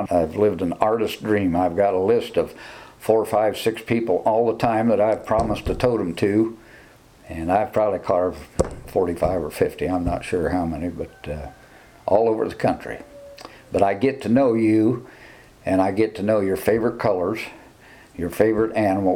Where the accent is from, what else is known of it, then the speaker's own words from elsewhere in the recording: Fort Wayne, Indiana, United States; moved away as an adult; now in Brown County, Indiana, United States; I grew up in Northern Indiana around Huntington and Fort Wayne